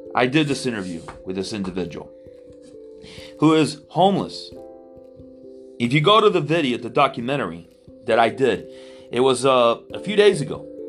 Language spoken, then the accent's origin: English; Miami, Florida, United States; I was born and raised in Miami, Florida